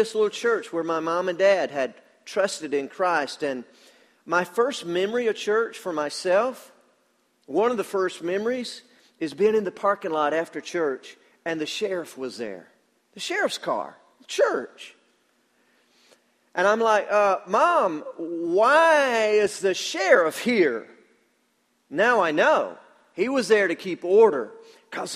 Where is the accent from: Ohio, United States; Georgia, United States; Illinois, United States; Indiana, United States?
Georgia, United States; Danielsville; I'm from Danielsville, Georgia.